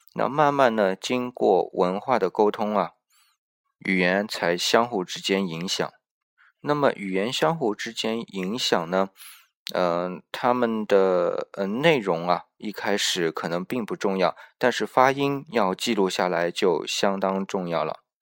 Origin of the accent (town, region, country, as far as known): China